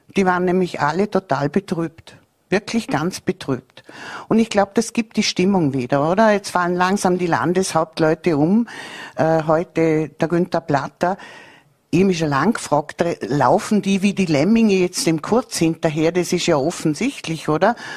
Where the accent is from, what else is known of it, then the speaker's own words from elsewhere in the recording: Bregenz, Vorarlberg, Austria; ich bin so stolz als gebürtige Prägenzerin